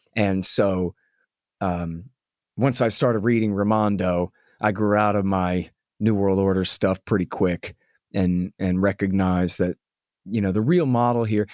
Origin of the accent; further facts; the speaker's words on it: Austin, Texas, United States; I'm just a skater kid from Austin